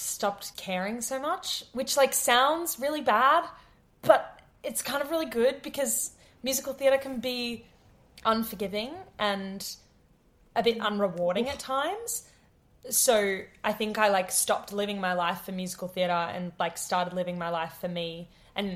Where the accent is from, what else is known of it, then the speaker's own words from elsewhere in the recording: Queensland, Australia; I grew up in Queensland